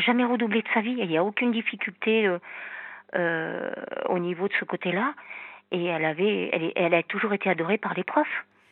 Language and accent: French; Normandy, France; now in south of France, France; Je suis normande et vivre dans le sud